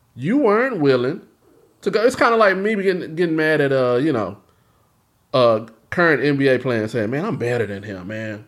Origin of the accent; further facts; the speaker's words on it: Houston, Texas, United States; moved away as an adult; now in Austin, United States; growing up in Houston